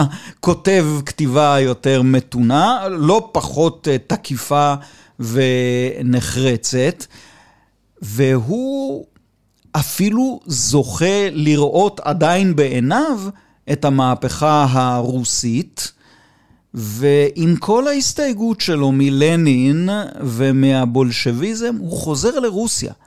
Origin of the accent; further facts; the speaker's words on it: Israel; אני בן קיבוץ